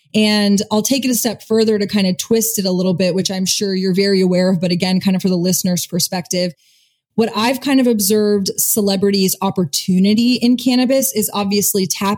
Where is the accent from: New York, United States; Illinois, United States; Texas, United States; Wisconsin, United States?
Texas, United States; Austin; like as a Texan, as an Austinite, I've had the pleasure of getting to go to Luck and getting to go to Luck Reunion.